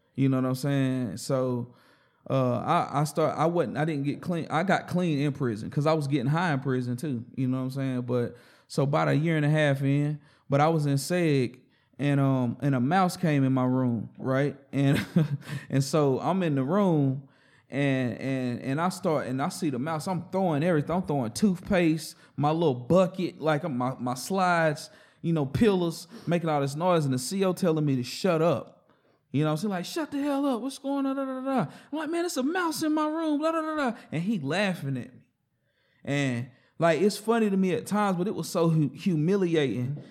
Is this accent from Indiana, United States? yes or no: no; Hickory, North Carolina, United States; also born or lived in Forest City, North Carolina / Shelby, North Carolina / Lawndale, North Carolina / Asheville, North Carolina; I'm a straight North Carolinian.